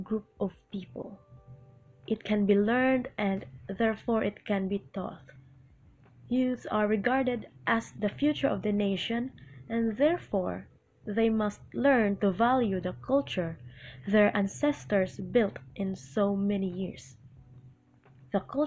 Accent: Hilongos, Eastern Visayas, Philippines; the municipality of Ilongos Leyte in my hometown

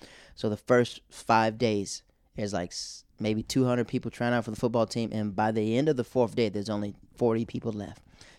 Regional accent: the South, United States; moved away; I'm from the South, so we have church revivals in this tent.

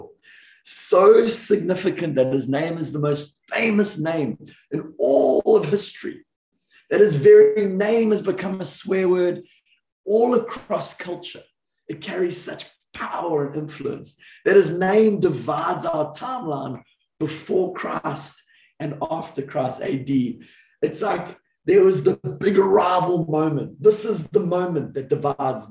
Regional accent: South Africa; now in Redding, United States; growing up in the South African culture

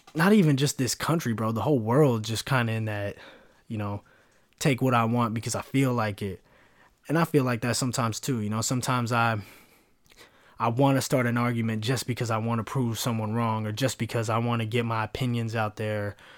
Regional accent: United States; I'm an American

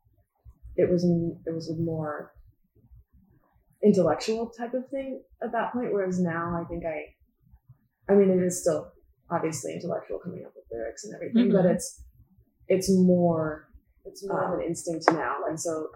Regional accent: Northern California, United States; moved away as an adult; also born or lived in Sacramento / Lake Tahoe; now in Los Angeles, United States; I'm from Northern California. I grew up going between Sacramento and Lake Tahoe

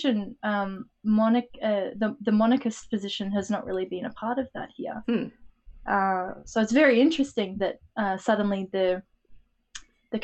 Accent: Australia

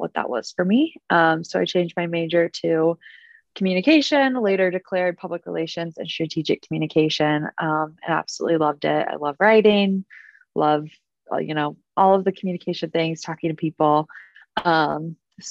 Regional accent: Westfield, Indiana, United States; I grew up in Westfield, Indiana, which is a suburb of Indianapolis. So I've been an indie girl, born and raised my whole life

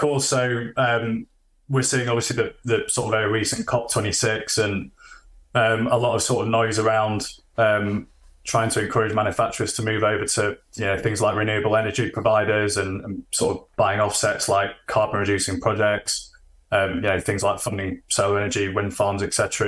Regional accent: Sheffield, Yorkshire and the Humber, United Kingdom; I'm originally from Sheffield, living in Sheffield still

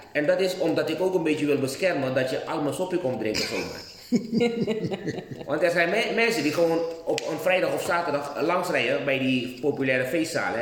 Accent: Suriname; we zijn Surinamers

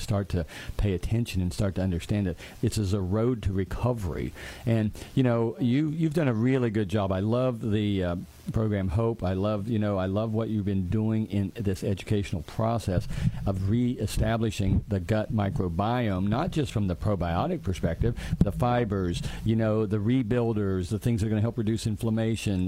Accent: West Virginia, United States; where are you from? I'd say, West Virginia

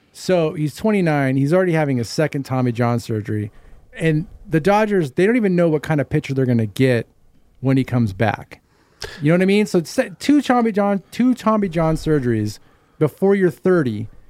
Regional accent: Santa Clarita, California, United States; We're all from Santa Cruz

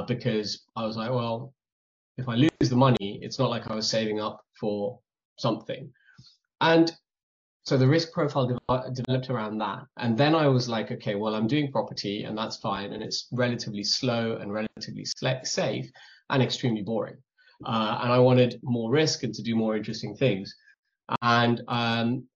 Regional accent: India; moved away; growing up in India, we were already minimalist

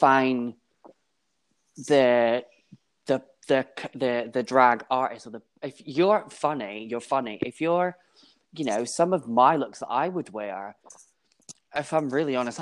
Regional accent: Scotland, United Kingdom; also born or lived in East London; now in London, United Kingdom; I'm a Scotsman.

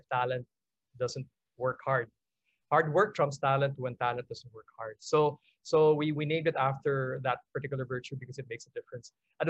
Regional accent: Philippines; we're proud about being Filipino.

